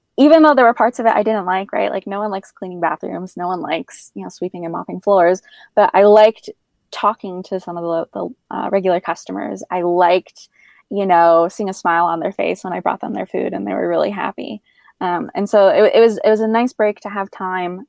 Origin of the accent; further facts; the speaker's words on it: Northeast, United States; also born or lived in Middle East / Washington, District of Columbia, United States; now in Asheville, United States; being from the Northeast originally